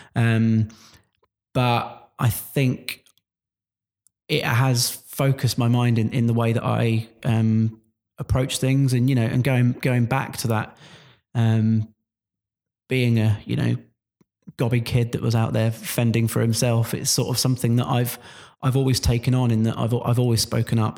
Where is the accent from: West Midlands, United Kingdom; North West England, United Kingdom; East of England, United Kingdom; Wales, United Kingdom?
East of England, United Kingdom; Luton; I'm from Luton originally. You can tell by the way I dropped my T's there.